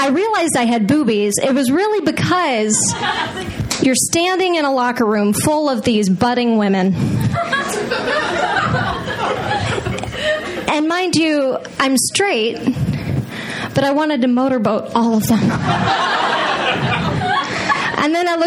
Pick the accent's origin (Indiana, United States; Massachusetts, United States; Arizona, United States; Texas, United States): Texas, United States; I grew up in Texas, which is in the most Friday Night Lights, rural cow town you can ever imagine